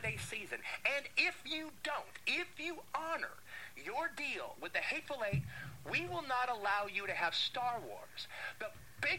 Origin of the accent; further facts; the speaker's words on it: Los Angeles, California, United States; I grew up in Los Angeles